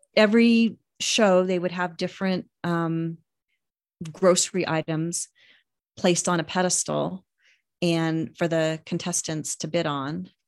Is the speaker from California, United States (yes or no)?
no; Reno, Nevada, United States; also born or lived in Sparks, Nevada; growing up in Reno